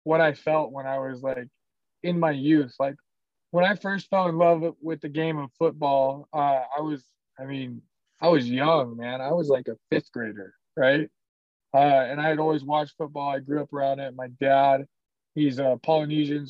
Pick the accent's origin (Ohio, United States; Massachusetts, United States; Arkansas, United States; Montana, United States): Montana, United States; Worden; moved away as an adult; also born or lived in Arizona; now in Salt Lake City, United States; Warden, Montana. It's my hometown